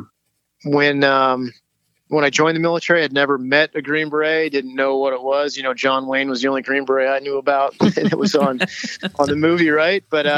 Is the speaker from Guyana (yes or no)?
no; Alberta, Canada; also born or lived in Oregon City, Oregon / Ontario; now in United States; I was born in Oregon City, Oregon, but ended up at, actually when I was 5 years old, we moved up to Canada where my dad worked and lived about 7 years in the province of Alberta and then about 8 years in the province of Ontario.